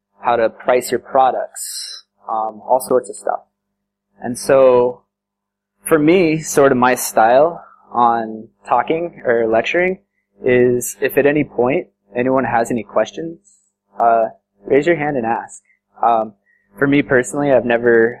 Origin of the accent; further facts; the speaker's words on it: Colorado, United States; moved away as an adult; now in India; I'm from the States and from Colorado.